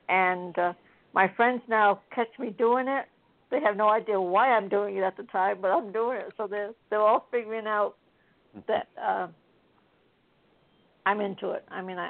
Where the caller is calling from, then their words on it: Florida, United States; from Citrus County.